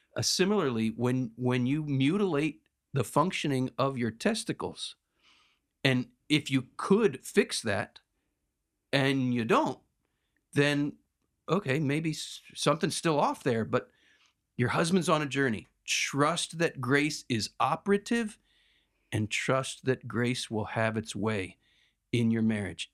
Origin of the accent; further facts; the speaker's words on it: United States; I'm such an American